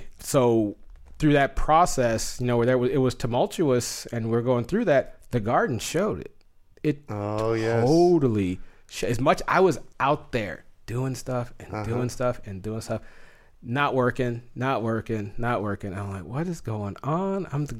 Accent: Southwest, United States; You know, I'm from the Southwest, so hot weather is my thing.

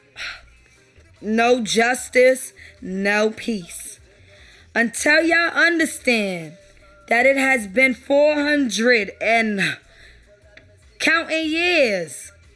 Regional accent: New York City, New York, United States; I'm from New York, Brooklyn

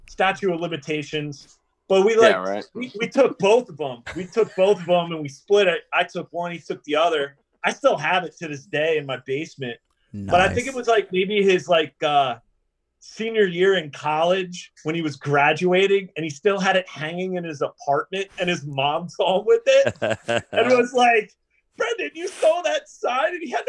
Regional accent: Reading, Pennsylvania, United States; growing up in Reading, PA.

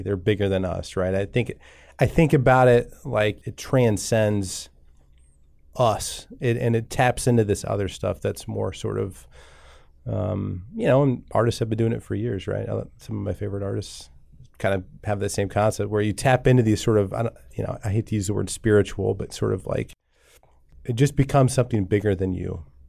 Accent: Columbus, Nebraska, United States; I grew up in Columbus, Nebraska, not too far from here

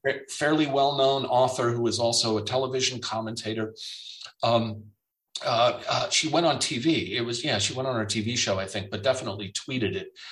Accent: United States; now in Germany; It's not just me as the American

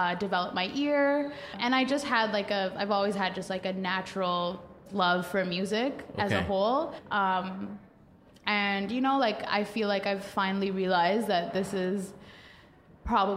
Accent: Toronto, Ontario, Canada; I was born and raised here. I've never moved

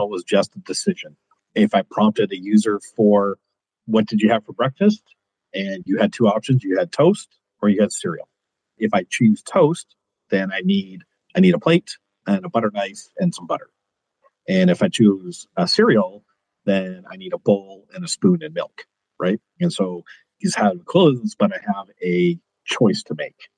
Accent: Kelowna, British Columbia, Canada; also born or lived in Edmonton, Alberta; I currently reside in Kelowna, British Columbia. It's where I grew up, even though I was born in Edmonton

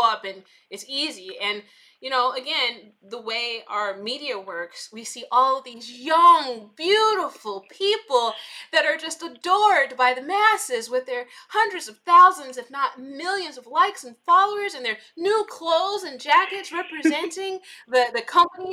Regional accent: Chicago, Illinois, United States; I'm from the South Side of Chicago, and you know, I am, you know, I grew up in like the 90s, early 2000s.

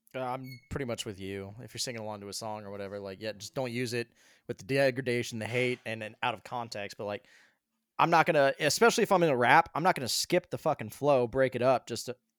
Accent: Colorado, United States; now in South Carolina, United States; I grew up in Colorado

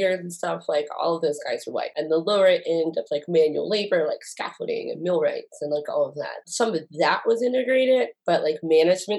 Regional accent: Lake Charles, Louisiana, United States; moved away as an adult; now in Utah, United States; I grew up in Lake Charles, Louisiana

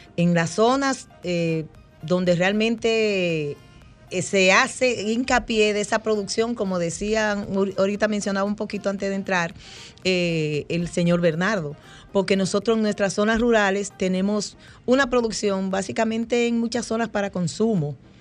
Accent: Peralta, Azua, Dominican Republic; soy de Peralta de Asua, vengo de allá de la Cordillera Central.

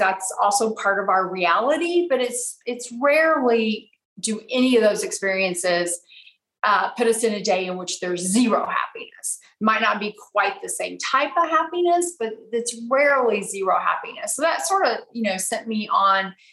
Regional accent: Abilene, Texas, United States; moved away as an adult; I'm originally from Abilene, Texas. So I grew up there, went to college there.

